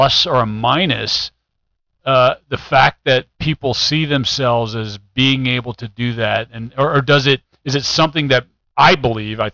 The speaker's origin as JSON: {"language": "English", "area": "right outside St. Louis", "region": "Missouri", "country": "United States", "tie": "born or raised there", "said": "I was born and raised here right outside St. Louis."}